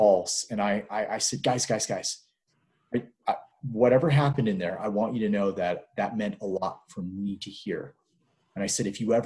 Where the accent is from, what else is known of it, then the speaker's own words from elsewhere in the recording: United States; also born or lived in Hong Kong / Egypt; now in New Mexico, United States; I'm not Canadian. I'm an American teaching Canadian history